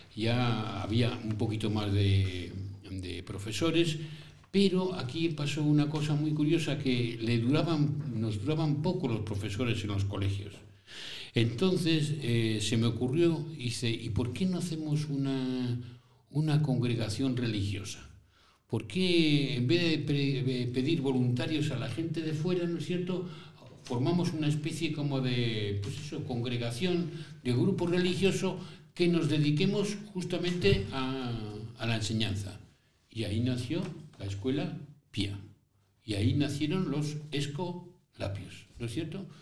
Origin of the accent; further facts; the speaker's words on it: Spain; moved away; also born or lived in Rome; yo nací en España, ¿no es cierto? Pero fui luego a Roma